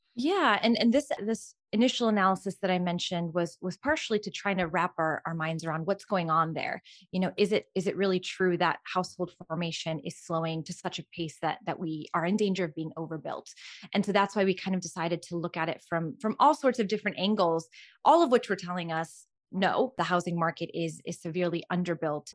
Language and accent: English; Albania; moved away; I was born and raised in Albania